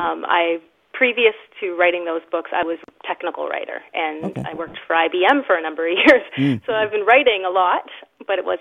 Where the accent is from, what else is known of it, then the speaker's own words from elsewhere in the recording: Thunder Bay, Ontario, Canada; I'm from Thunder Bay, Ontario.